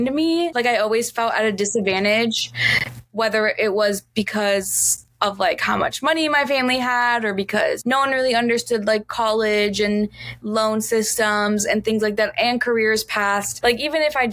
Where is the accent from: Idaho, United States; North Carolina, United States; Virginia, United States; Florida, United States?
Florida, United States; Miami; moved away; also born or lived in Chicago; I grew up in Miami where everyone speaks Spanish